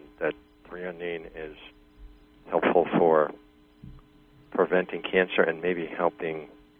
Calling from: Virginia, United States; Okay, I'm from Virginia.

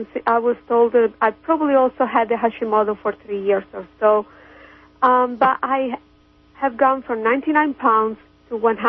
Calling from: Kansas, United States; English is a second language; Hi, this is … from Kansas.

